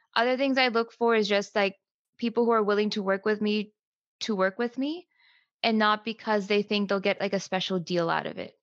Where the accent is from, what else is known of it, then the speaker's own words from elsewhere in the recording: United States; I'm Pakistani American. So when I was growing up, um, I grew up basically in an immigrant household, right? So both of my parents came here in their 30s